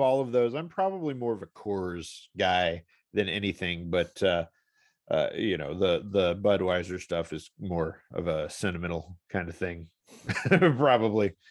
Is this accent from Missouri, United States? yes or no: yes; St. Louis, Missouri, United States; living in Saint Louis, growing up in Saint Louis